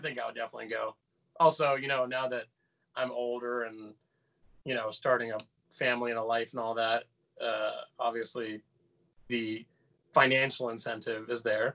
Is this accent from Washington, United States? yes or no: no; Austin, Texas, United States; moved away as an adult; now in Las Vegas, United States; I was born and raised in Austin.